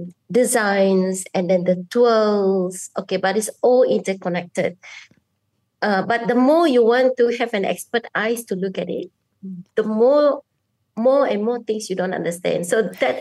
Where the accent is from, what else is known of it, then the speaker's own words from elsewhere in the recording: Kuching, Sarawak, Malaysia; I'm a bidayuh from Kuching, Sarawak, and I am an anthropologist at the Department of Anthropology.